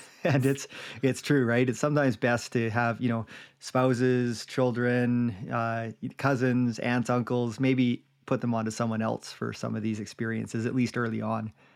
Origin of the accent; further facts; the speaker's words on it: Jasper, Alberta, Canada; when I was growing up in Jasper